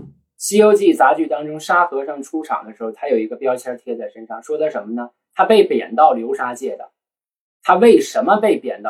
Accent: Northeast China, China; accent: Northeastern; 我们东北人

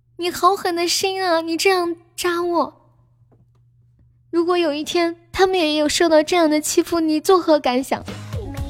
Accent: Sichuan, China; 我是四川的

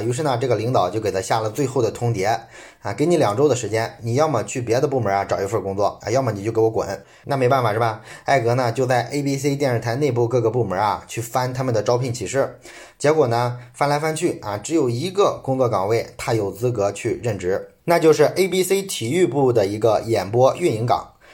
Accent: China; 我们中国人比较熟悉的上海迪士尼

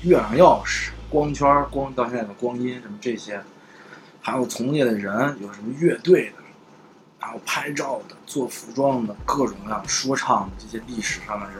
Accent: Xi'an, Shaanxi, China; 因为西安，我一直觉得，其实你要知道，我们西安人，我们其实什么都有。

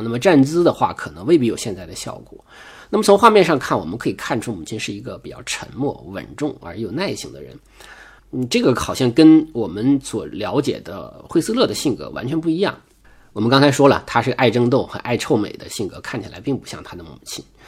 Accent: China; 我们中国人

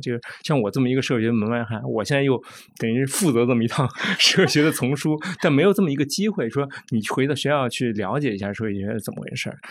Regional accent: Beijing, China; 我是从小在北京，我父母都不是北京人，所以我是没有乡土的人

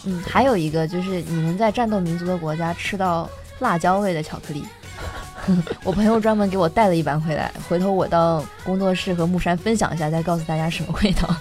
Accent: Shanghai, China; accent: Shanghai; 我说，“上海人。”

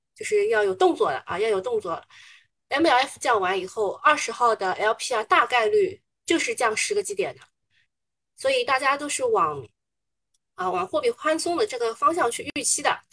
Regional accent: Shanghai, China; 我之前不讲上海话，人家还不知道我是哪里人，还，还觉得我是新上海人

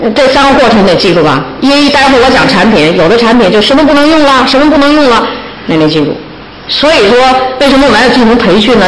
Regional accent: China; 大陆，咱大陆啊

